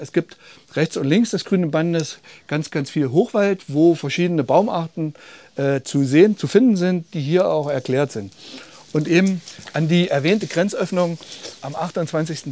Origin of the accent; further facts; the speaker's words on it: Germany; Ich komme aus Kölstedt, einem Ort so ungefähr Luftlinie 15 Kilometer von hier. Und hinter unserem Ort beginnt der große Westerwald